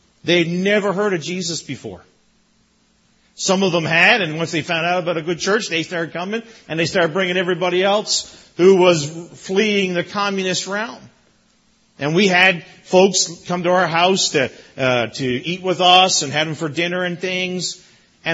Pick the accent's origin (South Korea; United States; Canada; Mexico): Canada; Newfoundland and Labrador; moved away as an adult; now in Brampton, Canada; as a child growing up in Newfoundland